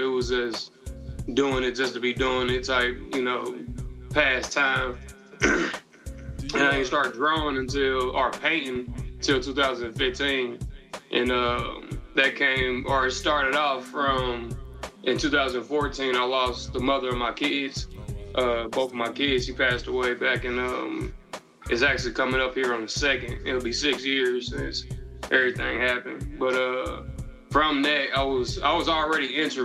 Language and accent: English; Cincinnati, Ohio, United States; now in Nashville, United States; Cincinnati, Ohio.